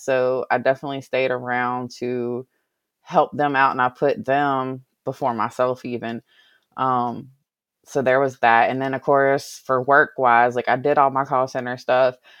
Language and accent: English; Covington, Virginia, United States; I grew up in a small little small little town called, um, Covington in Allegheny County in Virginia